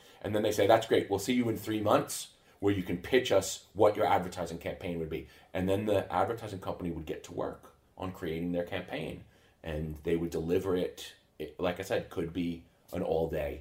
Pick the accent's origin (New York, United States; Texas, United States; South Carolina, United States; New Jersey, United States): New York, United States; Long Island; moved away as an adult; now in Sweden; I grew up on Long Island outside of New York City.